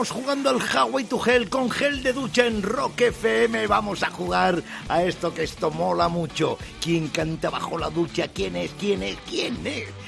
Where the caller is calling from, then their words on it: Puerto de Sagunto, Valencian Community, Spain; del Puerto Sagunto en Valencia. Por aquí me conoce todo Cristo, vamos.